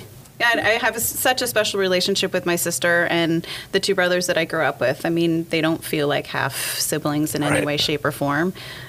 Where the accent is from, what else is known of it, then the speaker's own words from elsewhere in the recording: San Juan Capistrano, California, United States; San Juan Capistrano.